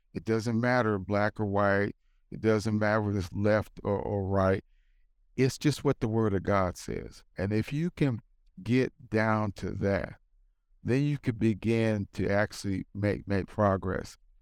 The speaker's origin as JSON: {"language": "English", "country": "United States", "said": "I'm black, I'm American, I'm pro-life"}